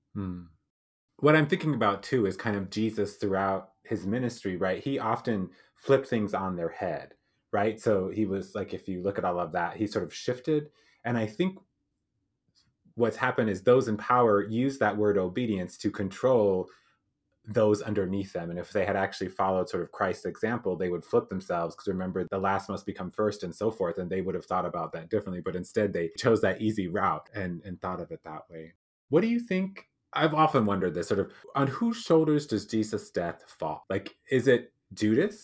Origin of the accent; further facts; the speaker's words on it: South Dakota, United States; I grew up in South Dakota